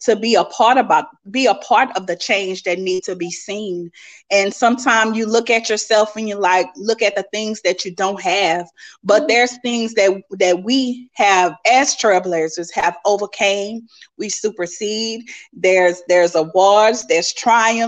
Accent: Lafayette, Louisiana, United States; I'm from Lafayette, Louisiana.

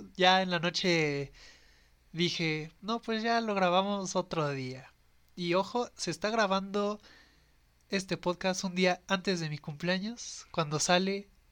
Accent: Mexico City, Mexico

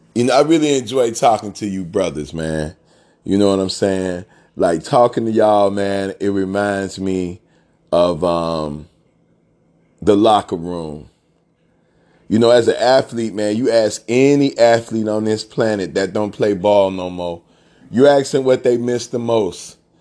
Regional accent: Chicago, Illinois, United States; I'm from Chicago

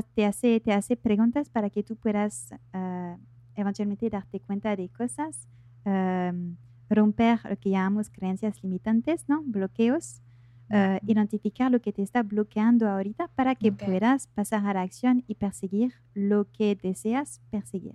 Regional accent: France; accent: French; Spanish is a second language; now in Buenos Aires, Argentina; soy de Francia, soy francesa. Eh, por eso tengo un pequeño acento

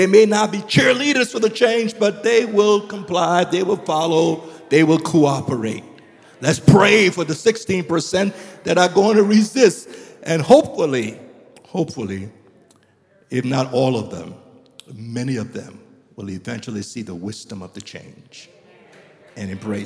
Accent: Liberia; moved away as an adult; also born or lived in United States; I'm from Liberia, and we grew up, and in Liberia, we don't eat uncooked greens.

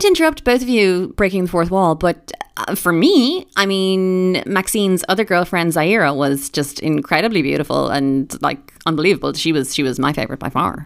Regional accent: Ireland; being Irish

